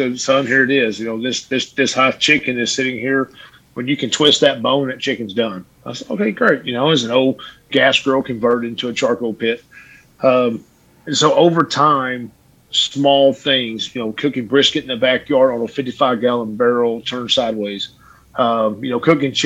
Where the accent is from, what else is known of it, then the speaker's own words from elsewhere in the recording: Midland, Texas, United States; I'm from a West Texas town, Midland, Texas